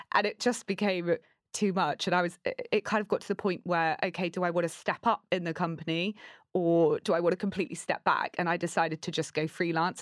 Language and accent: English; Torquay, South West England, United Kingdom; I grew up in Torquay. It's tiny.